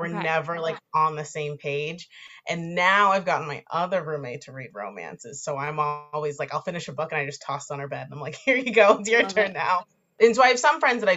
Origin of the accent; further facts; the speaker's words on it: Boston, Massachusetts, United States; I'm from Boston.